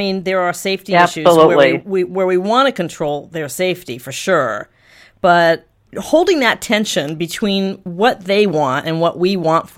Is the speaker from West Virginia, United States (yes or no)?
no; Washington, District of Columbia, United States; I'm from Washington, D.C.